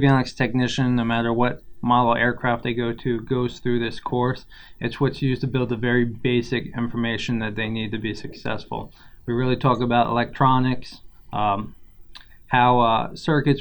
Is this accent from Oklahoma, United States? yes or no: no; New York and Long Island, United States; moved away; also born or lived in St. Thomas, U.S. Virgin Islands; I was born in St. Thomas, Virgin Islands. I grew up in New York and Long Island.